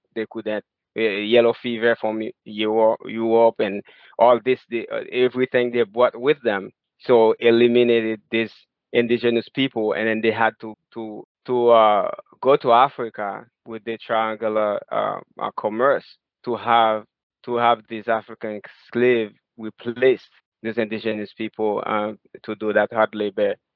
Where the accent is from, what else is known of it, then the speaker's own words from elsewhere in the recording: Haiti; moved away as an adult; now in United States; I was born and raised in Haiti